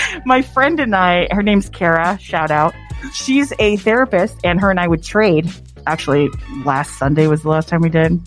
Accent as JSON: {"language": "English", "region": "Arizona", "country": "United States", "tie": "born or raised there", "said": "I'm born and raised here"}